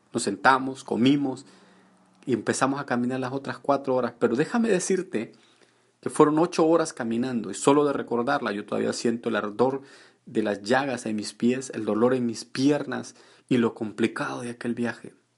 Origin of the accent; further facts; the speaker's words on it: El Salvador; moved away; yo estaba en mi país y fui elegido para trabajar, yo trabajaba con el gobierno y fui elegido para estar en una de las mejores áreas